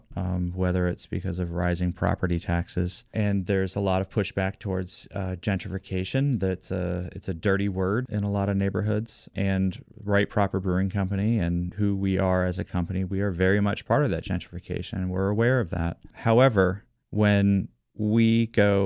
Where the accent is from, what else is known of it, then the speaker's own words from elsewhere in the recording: Washington, District of Columbia, United States; also born or lived in McLean, Virginia; I have been in love with my hometown forever. And one of the reasons why I love Washington, D.C. so much